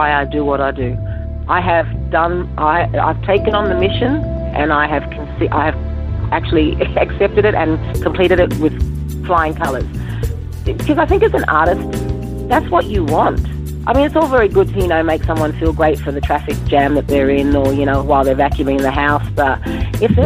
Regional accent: Sydney, New South Wales, Australia; I grew up in Sydney

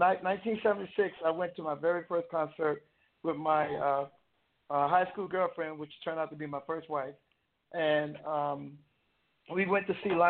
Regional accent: South Carolina, United States; moved away as an adult; also born or lived in Westbury, Long Island, New York / Hawaii; I grew up in South Carolina

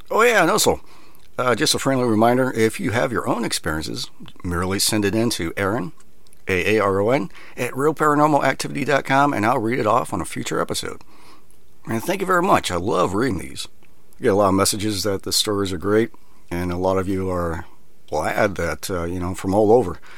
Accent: Minnesota, United States; moved away; I was extremely depressed, homesick. I came from Minnesota.

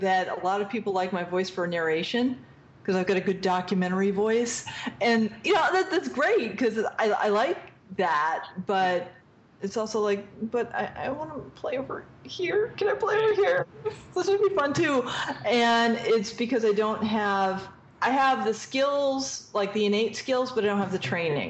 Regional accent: East Coast, United States; I want to do, like, a snarky character because I am from the East Coast and we're very snarky.

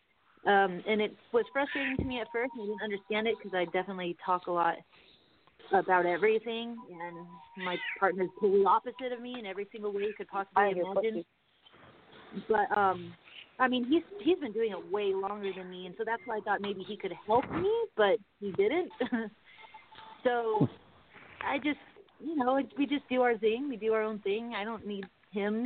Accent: Mammoth Lakes, California, United States; moved away; In my birth city

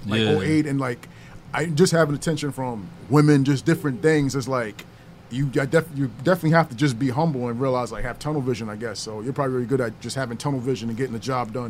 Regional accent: New York City, New York, United States; I'm from Rochdale, so I'm from Circle 2.

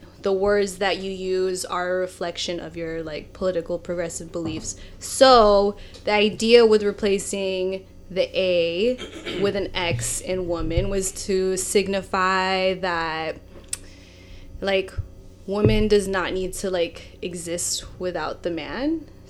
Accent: Philippines; like for me when I'm Filipino, so when I, the Tagalog word for Filipino and self-identifying as Filipino is Pinoy or Pinay.

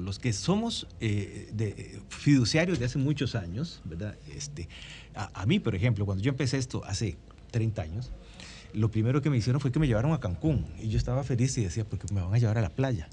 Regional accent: Costa Rica; en mi país, en Costa Rica

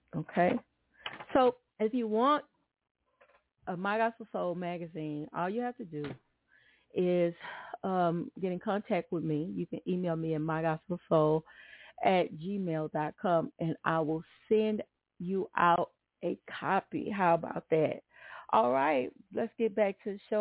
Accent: Atlanta, Texas, United States; I grew up in Atlanta, Texas, and I remember, um, well, really was Douglasville

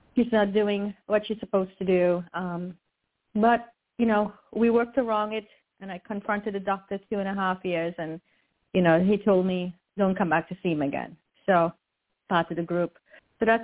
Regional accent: Trinidad & Tobago; now in United States; I was born in Trinidad

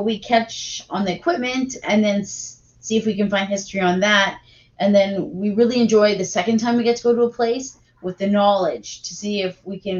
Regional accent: Thunder Bay, Ontario, Canada; we're from Thunder Bay.

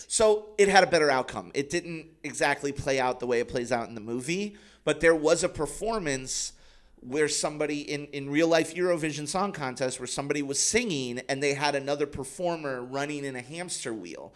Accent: United States; I'm an American.

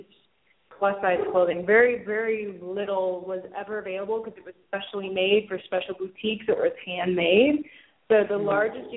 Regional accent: Atlanta, Georgia, United States; I'm from Atlanta

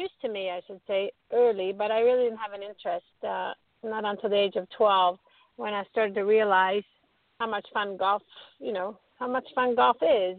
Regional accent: Stockholm, Stockholm County, Sweden; growing up in Stockholm, Sweden.

